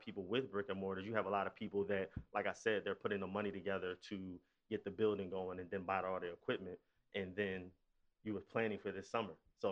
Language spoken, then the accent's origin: English; Philadelphia, Pennsylvania, United States; I'm from West Philly. I actually went to school up the street from here at Ben Franklin